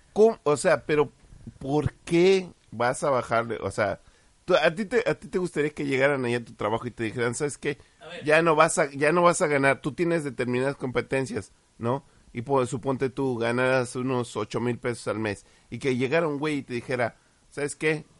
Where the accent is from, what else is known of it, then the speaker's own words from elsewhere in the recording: Mexico; como mexicanos